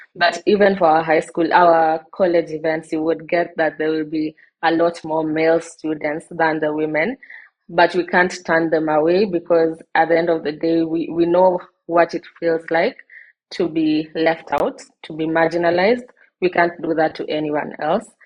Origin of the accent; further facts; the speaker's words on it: Kenya; I am from Kenya. I live in Kenya and I'm based in Kenya.